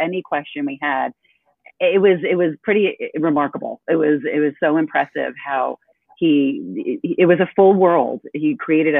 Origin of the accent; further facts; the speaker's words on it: East Coast, United States; moved away; I'm from the East Coast